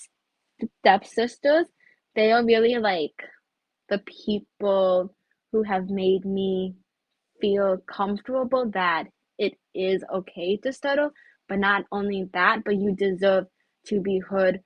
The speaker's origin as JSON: {"language": "English", "country": "United States", "also_born_or_lived": "China", "said": "I'm, you know, Chinese American"}